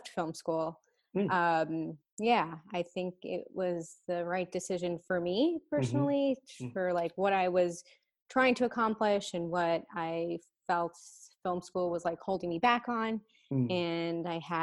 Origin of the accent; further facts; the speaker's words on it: New York City, New York, United States; moved away as an adult; now in Los Angeles, United States; I was born and raised in New York, Queens